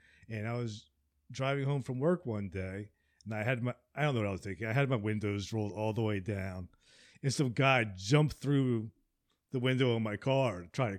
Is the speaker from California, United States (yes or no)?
no; New Jersey, United States; moved away